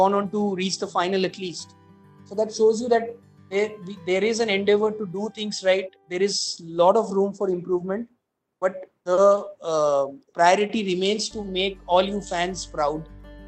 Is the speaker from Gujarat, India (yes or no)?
no; Kolkata, West Bengal, India; moved away; I come from Calcutta